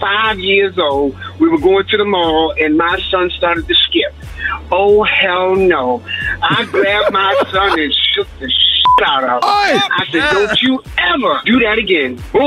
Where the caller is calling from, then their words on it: Baltimore, Maryland, United States; I'm calling from Baltimore, Maryland. And let's say first, I'm 69 years old.